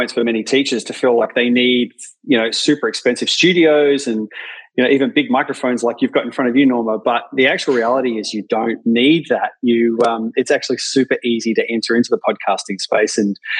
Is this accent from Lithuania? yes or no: no; Adelaide, South Australia, Australia; I'm from Australia, a little city called Adelaide in South Australia. It doesn't matter that we're on the other side of the world from you guys.